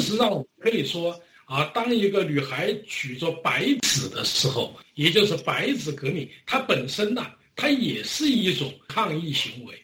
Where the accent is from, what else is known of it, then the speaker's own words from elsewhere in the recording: Wuhan, Hubei, China; moved away; 发生在我的老家，啊，是，武汉